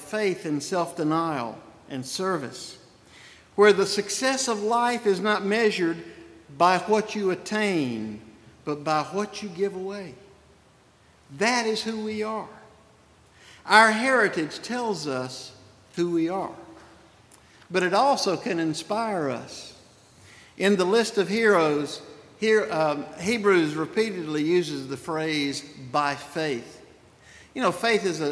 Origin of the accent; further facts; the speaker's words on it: Spartanburg, South Carolina, United States; accent: Southern; move to Spartanburg in 1800, and that made me a Southerner, determining my accent